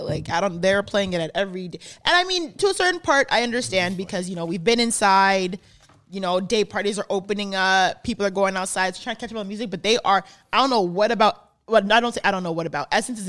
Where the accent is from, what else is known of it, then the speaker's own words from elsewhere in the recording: Canada; I'm Jamaican, of Jamaican descent, like, my whole family. I'm first generation Canadian. Everyone who's born before me was born in Jamaica, right?